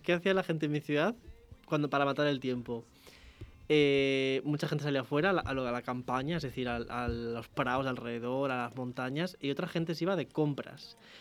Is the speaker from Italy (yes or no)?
no; Spain; los españoles íbamos allí